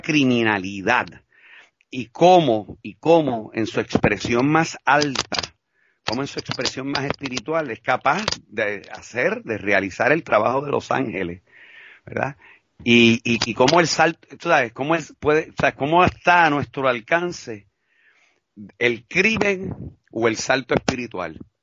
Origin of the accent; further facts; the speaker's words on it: Puerto Rico; fuimos los puertorriqueños